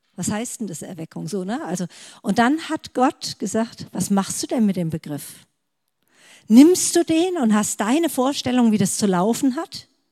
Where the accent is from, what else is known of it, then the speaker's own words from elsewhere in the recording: Stuttgart area, Baden-Württemberg, Germany; ich komme aus dem Stuttgarter Raum